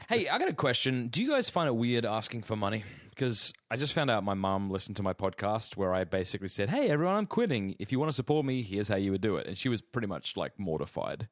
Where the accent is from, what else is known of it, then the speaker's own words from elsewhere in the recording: Australia; now in Clayton, Georgia, United States; as an Australian